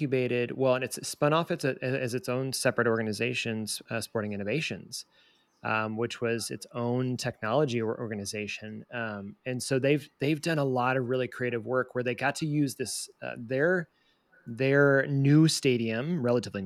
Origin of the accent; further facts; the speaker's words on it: Southeast, United States; now in Kansas City, United States; I was born in the Southeast